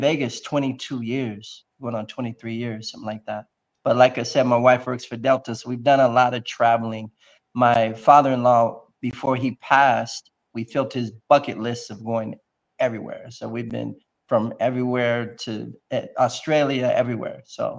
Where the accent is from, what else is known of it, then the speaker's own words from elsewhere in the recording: Ipswich, East of England, United Kingdom; So I was a military brat. I was raised in Ipswich, England